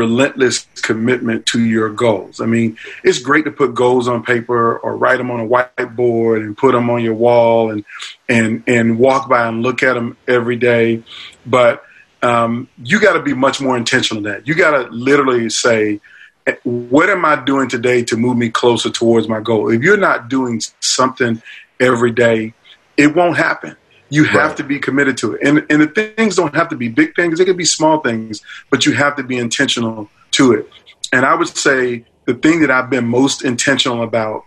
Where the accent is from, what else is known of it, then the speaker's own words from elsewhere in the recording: Norfolk, Virginia, United States; my hometown of Virginia Beach, Virginia, really Norfolk, Virginia